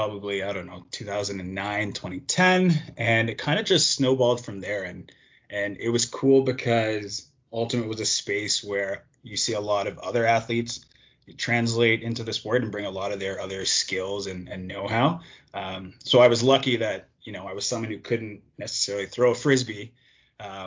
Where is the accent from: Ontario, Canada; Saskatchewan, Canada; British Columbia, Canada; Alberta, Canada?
Ontario, Canada; Toronto; Born and raised in Toronto.